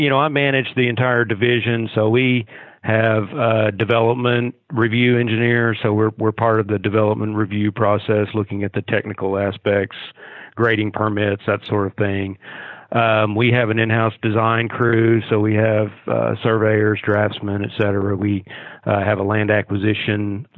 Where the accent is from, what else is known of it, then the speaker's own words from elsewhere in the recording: Pocahontas, Arkansas, United States; also born or lived in Springdale, Arkansas; now in Fayetteville, United States; I'm originally from Northeast Arkansas, grew up in Pocahontas was my hometown, but came over to Fayetteville to go to school here.